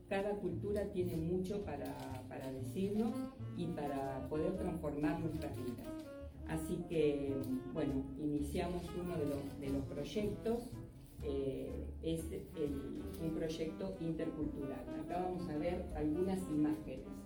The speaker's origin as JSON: {"language": "Spanish", "country": "Argentina", "said": "nosotros somos de Argentina"}